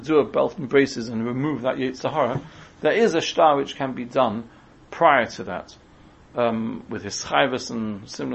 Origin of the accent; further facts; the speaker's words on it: England, United Kingdom; we're English